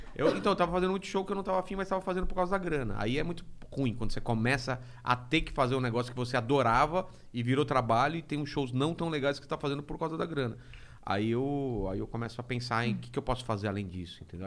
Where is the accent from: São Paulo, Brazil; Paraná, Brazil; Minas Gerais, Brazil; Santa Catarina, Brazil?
São Paulo, Brazil; Penápolis; moved away; de Penápolis. Sou de Penápolis.